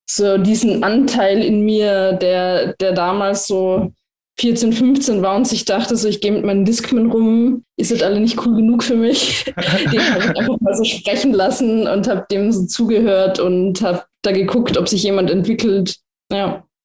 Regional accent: Lienz, Tyrol, Austria; jeder, der aus Lienz, aus meiner Heimat, Heimatstadt in Osttirol kommt

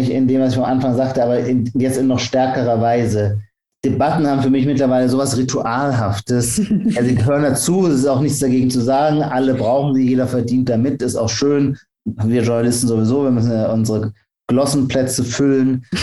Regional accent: Heidelberg, Baden-Württemberg, Germany; ich bin Pfälzer, also Kurpfälzer, bin ich aus

